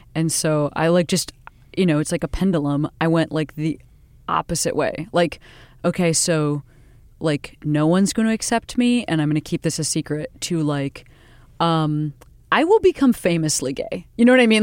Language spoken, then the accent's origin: English; Western Springs, Illinois, United States; I grew up outside Chicago, fifteen miles west of the city in a little teeny town called Western Springs